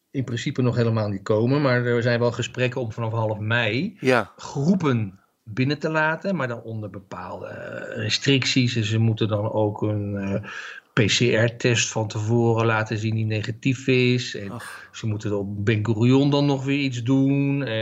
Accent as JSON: {"language": "Dutch", "country": "Netherlands", "said": "want ik ben een Hollandse en ik maak heel erg goed schoon op z'n Hollands."}